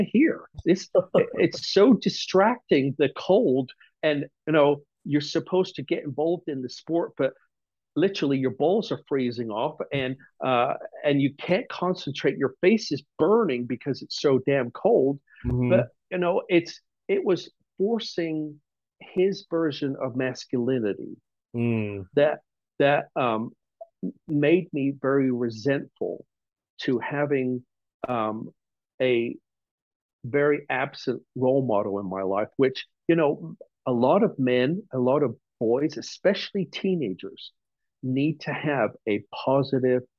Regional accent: England, United Kingdom; moved away; I was born and raised in England

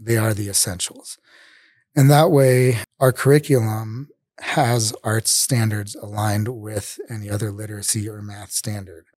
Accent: Denver, Colorado, United States; I'm from here in Denver. I grew up, I, I guess, all around, 'cause, so my parents were, like, divorced when I was probably nine. but I lived, I, I guess I rep Park Hill mostly, so, like, the east side of Denver

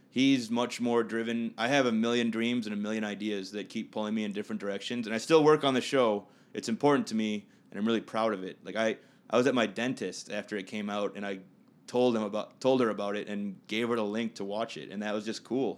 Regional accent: Minnetonka, Minnesota, United States; my family and I moved out to Minnetonka when I was seven

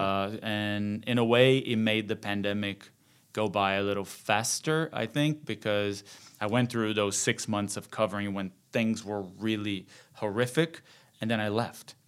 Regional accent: Rio de Janeiro, Brazil; moved away; Born and raised in Rio

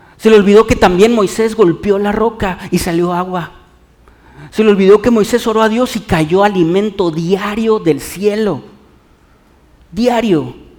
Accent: Mexico

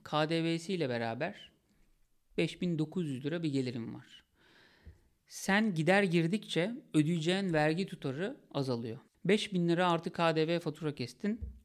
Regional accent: Sakarya, Turkey; bir özel okula gittim, liseye gittim Sakarya'da.

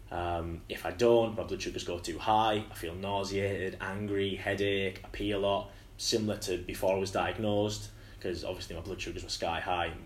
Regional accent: Hartlepool, North East England, United Kingdom; So yeah, like growing up in Hartlepool's a bit rough.

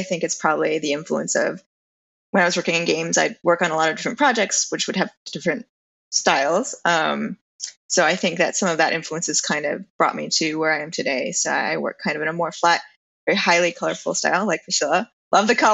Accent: Illinois, United States; also born or lived in Rhode Island; now in California, United States; I grew up in Illinois

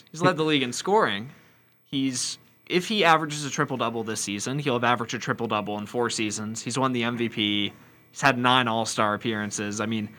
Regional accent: Memphis, Tennessee, United States; I'm from Memphis

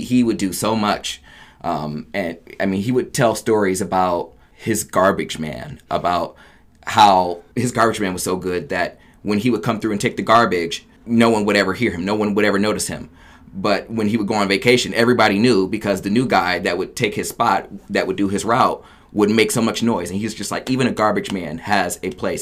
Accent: Oberlin, Ohio, United States; moved away as an adult; also born or lived in Akron, Ohio; I'm born and raised in Oberlin, Ohio

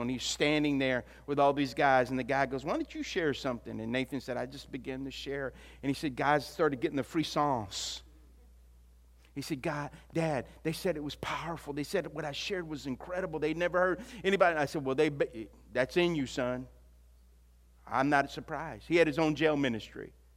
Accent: Louisiana, United States; also born or lived in Texas; I was from Louisiana

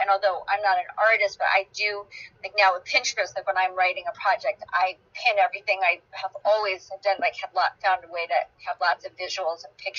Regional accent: Los Angeles, California, United States; also born or lived in Denmark / Israel; I was born in Denmark, and then I lived in Israel, and then we moved to the States, and I grew up in the United States. I grew up in Los Angeles.

